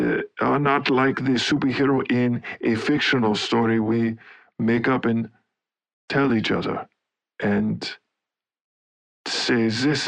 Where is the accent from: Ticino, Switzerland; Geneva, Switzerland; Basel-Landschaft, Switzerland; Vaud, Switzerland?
Basel-Landschaft, Switzerland; Laufen; Okay, well, I grew up in Laufen, Switzerland, and had an interest in many different things.